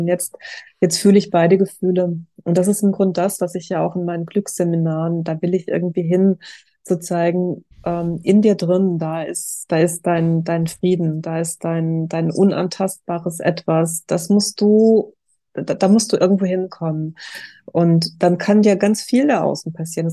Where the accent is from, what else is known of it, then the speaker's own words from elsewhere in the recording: Germany; als Deutsche